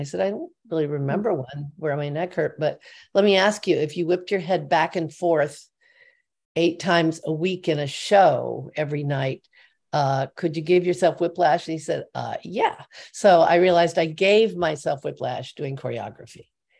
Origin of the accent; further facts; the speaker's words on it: Normal, Illinois, United States; I loved where I grew up, because I grew up in Normal, Illinois.